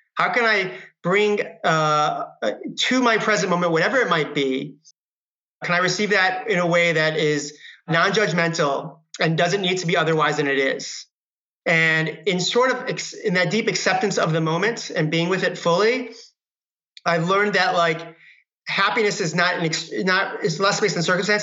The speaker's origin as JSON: {"language": "English", "region": "Michigan", "country": "United States", "tie": "born or raised there", "moved": "yes", "lives_now": "Marin County, United States", "said": "I grew up in Michigan"}